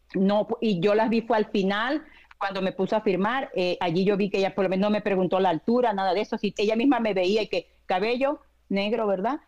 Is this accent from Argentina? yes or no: no; Venezuela; now in United States; yo soy de Venezuela, cuando yo estaba en Venezuela